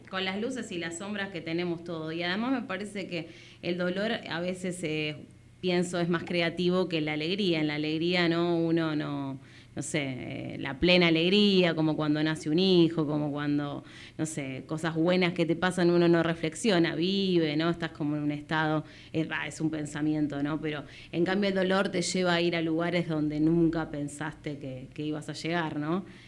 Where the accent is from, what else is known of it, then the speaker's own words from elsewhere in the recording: Buenos Aires, Argentina; yo soy de Barracas